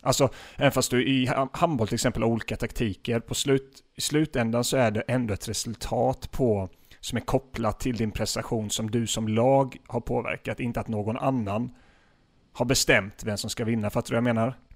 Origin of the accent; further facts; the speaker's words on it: Gislaved, Jönköping County, Sweden; moved away; För de som inte vet vad Gislaved är så är det min hemort där